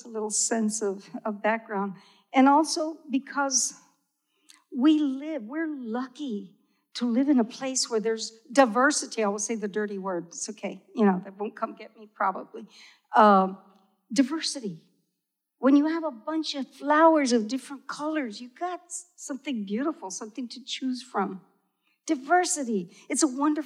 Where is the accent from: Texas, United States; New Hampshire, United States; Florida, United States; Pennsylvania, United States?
Texas, United States; I grew up in Tex y Mex, you know? We spoke half English, half Spanish.